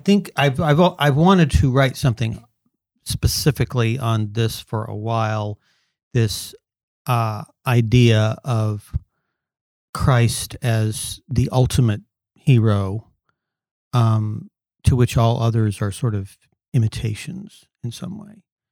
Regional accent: California, United States; I grew up in Southern California

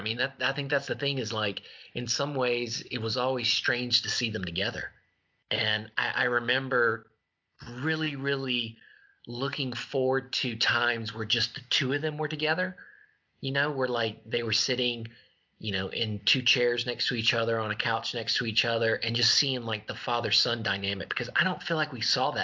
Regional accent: Louisiana, United States; also born or lived in Colorado; we moved back to Louisiana from Colorado, obviously being in the same state as Mama and Papa put us in the vicinity of them.

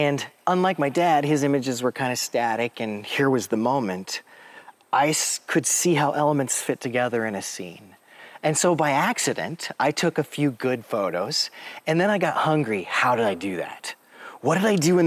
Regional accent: Tacoma, Washington, United States; moved away as an adult; now in Sheridan, United States; I was born and raised in the West Coast, graduated from high school in Tacoma, Washington. And then in 1991, my dad took a job here in Sheridan, and I was 19, and I came too

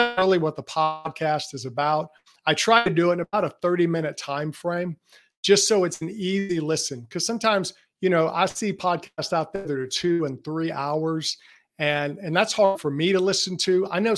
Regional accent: Jackson, Mississippi, United States; I'm actually from Jackson, Mississippi. And I have to convince people of that because I don't have much of a Southern accent, but I'm in Mississippi and in the Southeast the whole time.

